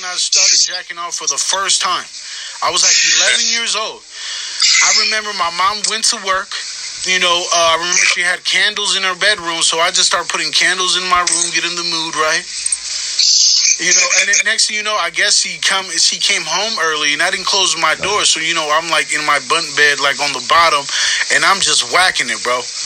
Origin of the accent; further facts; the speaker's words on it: Richmond, California, United States; now in Stockton, United States; I live in Stockton, by the way, right now. I'm from Richmond, but I live in Stockton